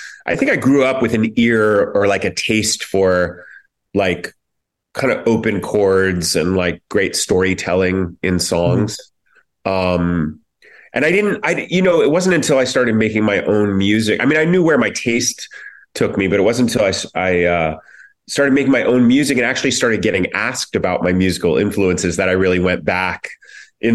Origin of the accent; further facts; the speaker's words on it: Columbus, Ohio, United States; moved away; I'm from Columbus